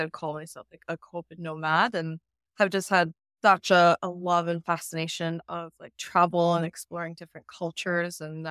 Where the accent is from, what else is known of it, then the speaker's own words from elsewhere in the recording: San Antonio, Texas, United States; moved away; I am actually home for a little bit in San Antonio, Texas.